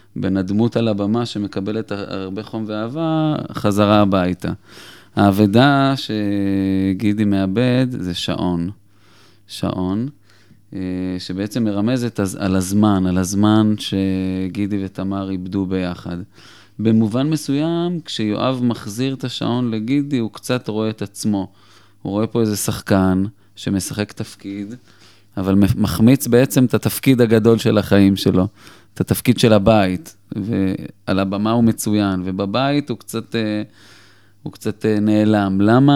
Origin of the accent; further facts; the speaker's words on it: Petah Tikva, Central District, Israel; אני בן 43, יליד פתח תקווה. אה, גדלתי באמת במשפחה מקסימה וחמה